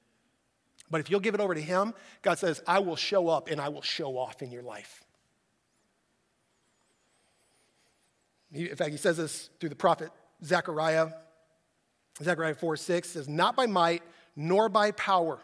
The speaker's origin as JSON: {"language": "English", "country": "United States", "said": "I'm an American"}